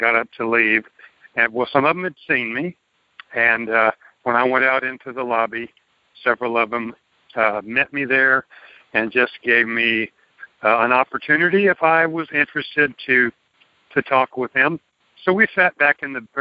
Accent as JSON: {"language": "English", "town": "Tyler", "region": "Texas", "country": "United States", "tie": "born or raised there", "said": "I grew up in Tyler, which is a mid-sized city here in East Texas"}